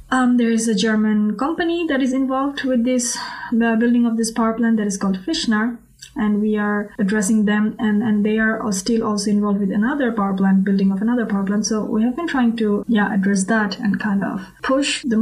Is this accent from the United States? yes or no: no; Bangladesh; I grew up in Bangladesh and I was involved with politics from a very early age.